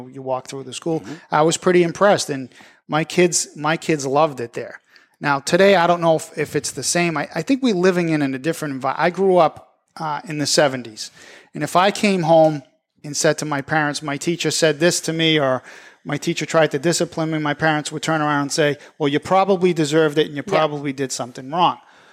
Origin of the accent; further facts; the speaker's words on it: Methuen, Massachusetts, United States; I'm a lifelonger from Methuen